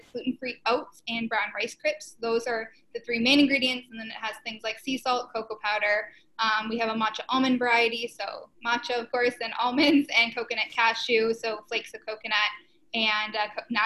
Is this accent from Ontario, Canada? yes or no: yes; Ontario, Canada; also born or lived in Hamilton, Canada / Korea; We're from Ontario, so studied in Hamilton